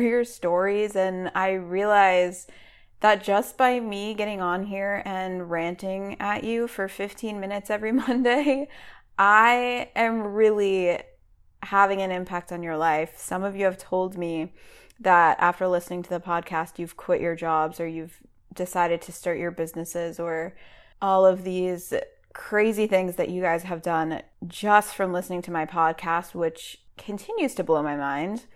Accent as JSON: {"language": "English", "town": "Boston", "region": "Massachusetts", "country": "United States", "tie": "born or raised there", "moved": "yes", "lives_now": "North Carolina, United States", "said": "I live in North Carolina, but I'm from New England. So, I grew up around Boston."}